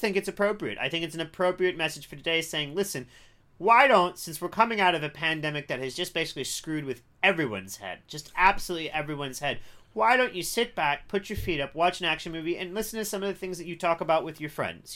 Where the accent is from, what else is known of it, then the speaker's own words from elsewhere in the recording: Cincinnati, Ohio, United States; I grew up in Cincinnati, Ohio